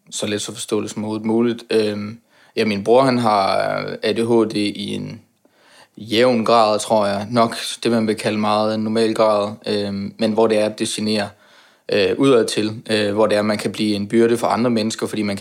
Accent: Aarhus, Central Denmark Region, Denmark; now in Copenhagen, Denmark; Øh, jeg har boet i København i to og et halvt år. Jeg kommer oprindeligt fra Jylland, Aarhus for at være nærmere sagt.

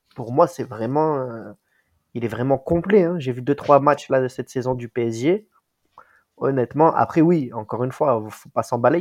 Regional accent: Marseille, Provence-Alpes-Côte d'Azur, France; je suis vrai Marseillais

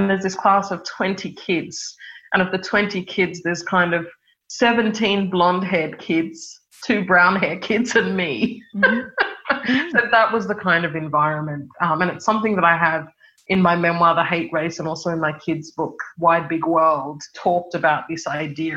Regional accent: Sydney, New South Wales, Australia; I grew up in Sydney in the Hills District in a suburb called Kellyville

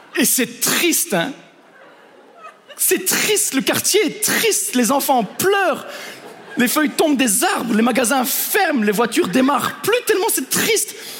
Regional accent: Belgium; je suis juste un Belge hein, à Ibiza

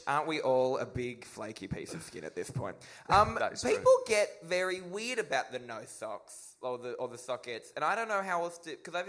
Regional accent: Australia; moved away; I'm from Australia

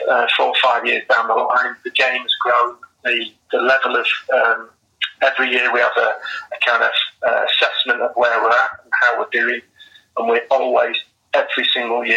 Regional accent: Manchester, North West England, United Kingdom; I grew up in, I was born in Manchester, and I grew up as a Manchester City fan

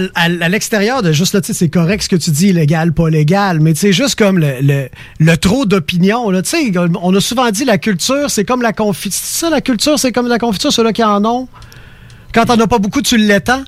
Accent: Quebec, Canada; accent: Québécois; notre accent

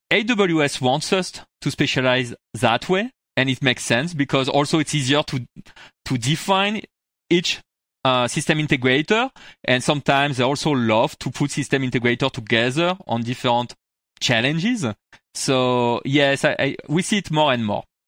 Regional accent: France; accent: French; English is a second language; moved away as an adult; now in United States; I moved into U S, like, twelve, like fourteen years ago, actually, from France. I can, you heard it from my accent

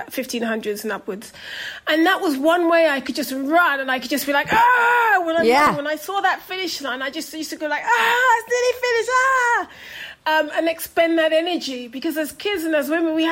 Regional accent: London, United Kingdom; also born or lived in Jamaica; I was a kid from Brixton

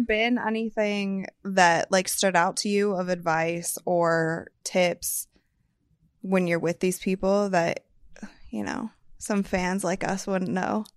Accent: Akron, Ohio, United States; I'm from Akron

